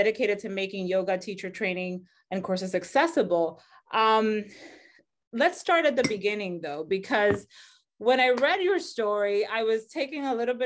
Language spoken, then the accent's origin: English; Dominican Republic; moved away as an adult; I'm originally from the Dominican Republic.